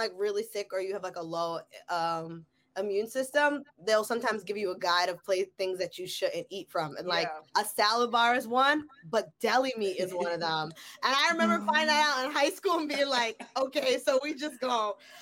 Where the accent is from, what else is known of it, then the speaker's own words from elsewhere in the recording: Englewood, New Jersey, United States; I come from Jersey